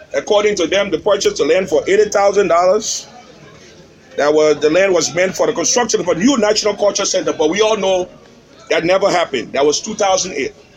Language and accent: English; Liberia; Where are you from? I say, Liberia